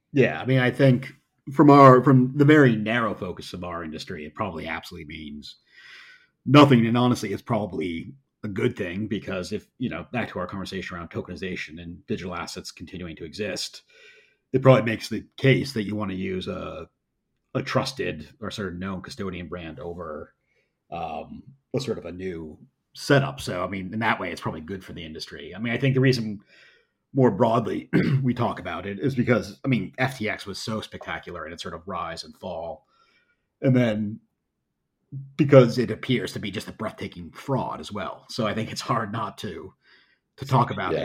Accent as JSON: {"language": "English", "country": "United States", "said": "as an American"}